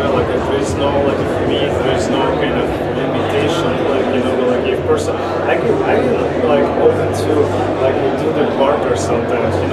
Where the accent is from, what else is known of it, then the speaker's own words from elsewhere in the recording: Russia; also born or lived in Ukraine / United States; now in Miami, United States; I was born in Russia, but my parents are Ukrainian, so like I'm half Russian, half Ukrainian